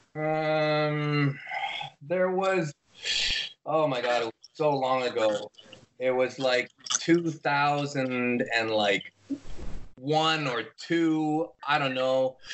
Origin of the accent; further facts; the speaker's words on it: Ontario, Canada; I'm from Ontario.